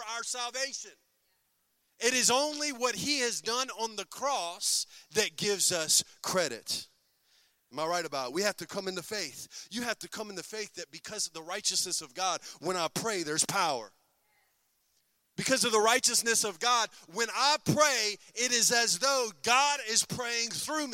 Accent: United States; I'm an American. I was born in America

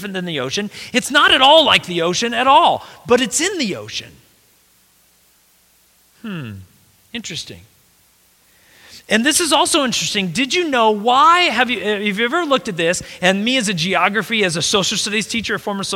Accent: United States; we as American Christians

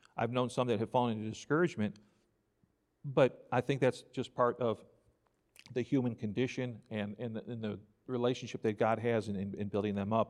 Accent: New York, United States; now in Crockett, Texas, United States; I grew up in New York

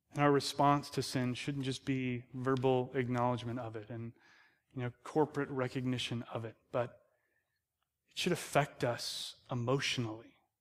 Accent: United States; we're American

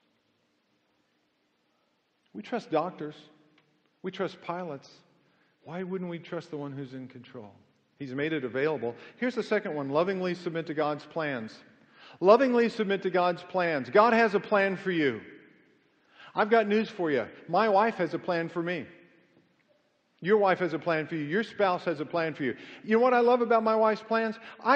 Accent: Kansas City, United States; moved away; I grew up in Kansas City for 20 years.

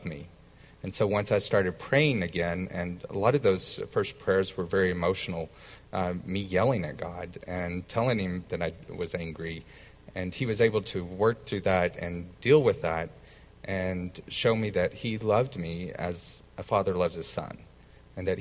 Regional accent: the South, United States; growing up in the South

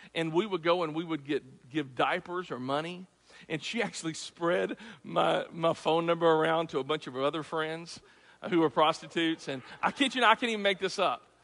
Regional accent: Clarksville, Tennessee, United States; I'm from Tennessee, Clarksville

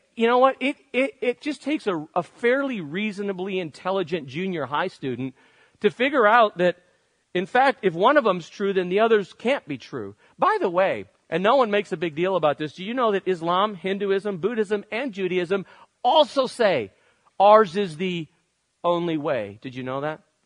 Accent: United States

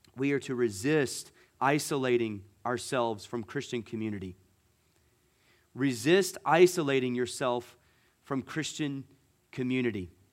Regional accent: Gulf Coast, United States; moved away; I grew up on the Gulf

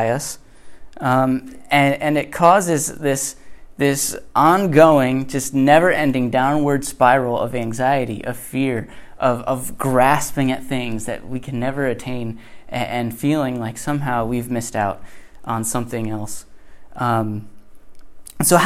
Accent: Connecticut, United States; born or raised there; moved away

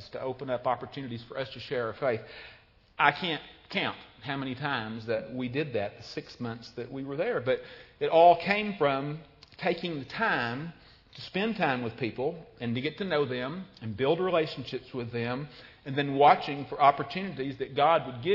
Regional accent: United States; also born or lived in Ducklington, England

